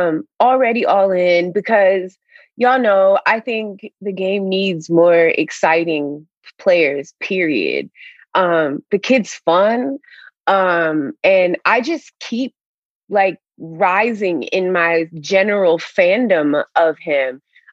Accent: Midwest, United States; as a Midwesterner

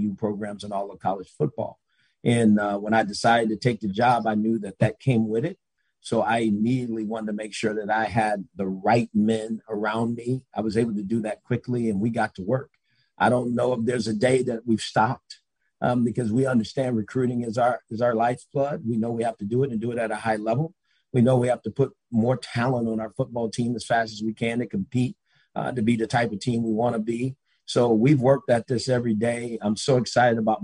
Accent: Los Angeles, California, United States; moved away; I'm from Los Angeles

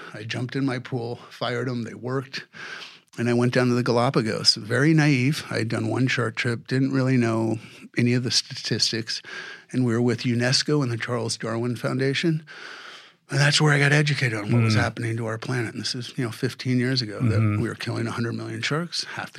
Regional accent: Saudi Arabia; I started diving at 10 years old in the Persian Gulf. I grew up in Saudi Arabia for 4 years and it was like untouched reefs.

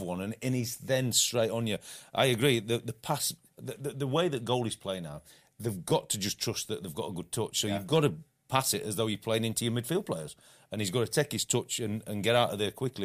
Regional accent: England, United Kingdom; as an Englishman

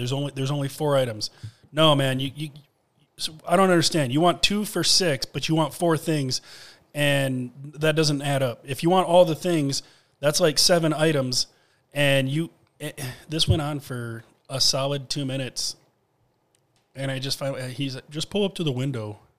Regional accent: Grand Rapids, Michigan, United States; I'm from Grand Rapids.

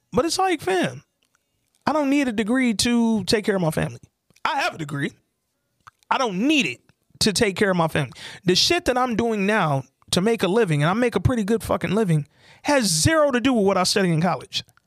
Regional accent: Detroit, Michigan, United States; moved away as an adult; also born or lived in Atlanta; I moved back to Detroit from Atlanta

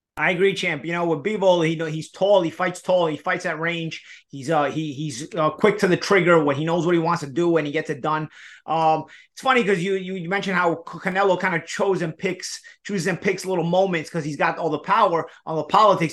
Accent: New York, United States; we're from New York

